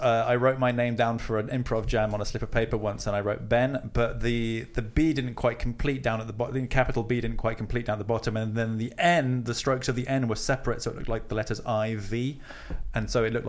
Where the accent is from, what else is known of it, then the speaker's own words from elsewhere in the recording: near Maidenhead, South East England, United Kingdom; I grew up quite near Maidenhead